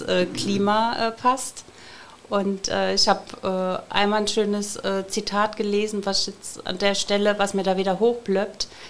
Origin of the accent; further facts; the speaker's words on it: Ludwigshafen, Rhineland-Palatinate, Germany; ich bin hier geboren in Ludwigshafen